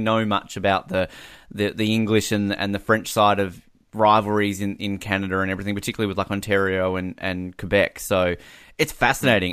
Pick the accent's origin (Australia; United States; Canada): Australia